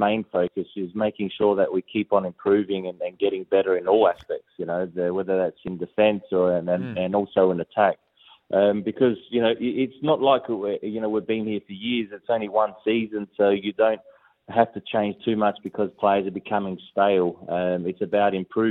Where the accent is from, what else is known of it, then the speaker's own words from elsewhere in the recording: Australia; growing up in Australia